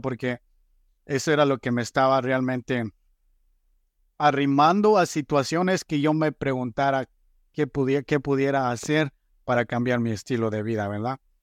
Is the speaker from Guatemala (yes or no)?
yes; Guatemala; moved away as an adult; soy originario de Guatemala, llegué a este país a finales de 2012